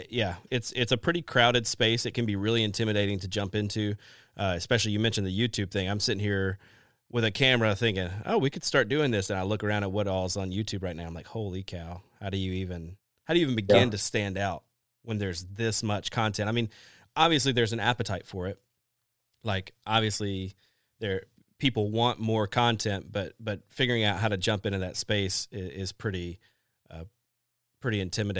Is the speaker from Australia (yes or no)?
no; the South, United States; Everybody that listens to this podcast knows I'm from the South.